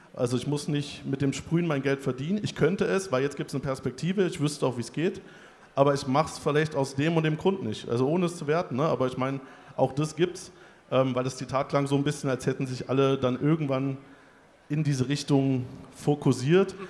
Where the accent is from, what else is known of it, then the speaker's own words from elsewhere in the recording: Weimar, Thuringia, Germany; ich komme aus Weimar